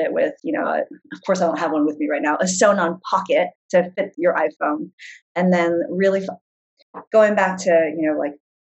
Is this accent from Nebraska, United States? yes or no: no; San Diego, California, United States; moved away as an adult; now in New York City, United States; I grew up in San Diego on the beach